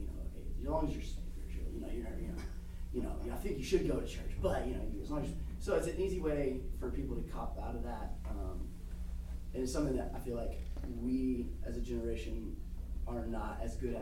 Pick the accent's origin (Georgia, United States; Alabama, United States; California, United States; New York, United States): Alabama, United States; South; being from the South and being from, you know, family, grew up in South Alabama